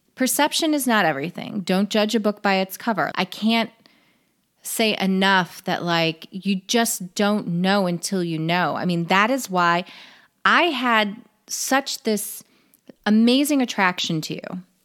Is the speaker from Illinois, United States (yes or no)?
yes; Chicago, Illinois, United States; moved away as an adult; I was born in Illinois, raised in Illinois